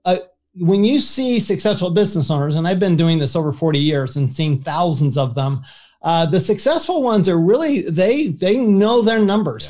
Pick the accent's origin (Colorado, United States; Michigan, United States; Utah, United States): Utah, United States; Salt Lake City; also born or lived in Paris, France; I grew up in Salt Lake City, Utah